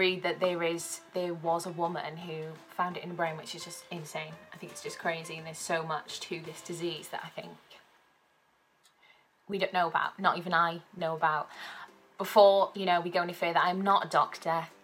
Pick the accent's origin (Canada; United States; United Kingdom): United Kingdom; South Wales; moved away as an adult; now in Manchester, United Kingdom; I'm originally from South Wales